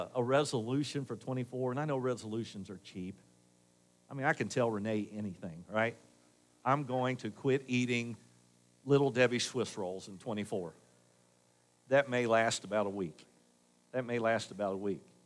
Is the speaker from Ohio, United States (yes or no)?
yes; Dayton, Ohio, United States; I grew up in Northridge, and despite what you think of Northridge and North Dixie Drive in Dayton, North Dayton, it was a great place to grow up back then